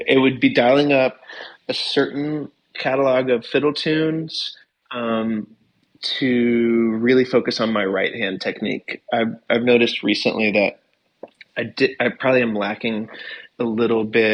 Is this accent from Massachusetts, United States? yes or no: no; Morganton, North Carolina, United States; also born or lived in the Triangle, North Carolina; I'm from Morganton, North Carolina